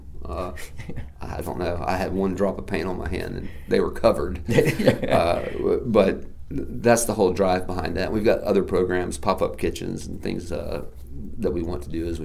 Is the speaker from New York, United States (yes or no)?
no; Asheville, North Carolina, United States; this is my hometown